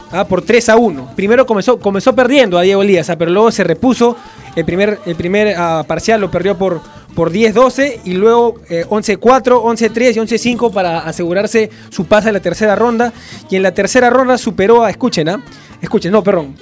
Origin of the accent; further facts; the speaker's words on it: Peru; yo soy muy peruano